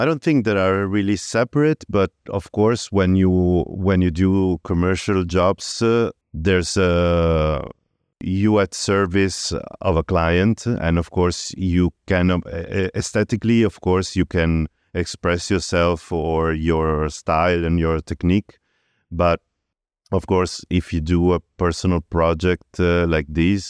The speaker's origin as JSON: {"language": "English", "town": "Padua", "region": "Veneto", "country": "Italy", "tie": "born or raised there", "moved": "yes", "said": "Yes, I was born in Padua."}